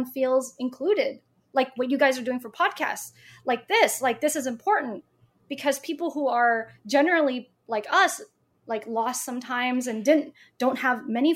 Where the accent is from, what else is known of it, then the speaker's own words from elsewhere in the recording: Oklahoma, United States; I'm from Oklahoma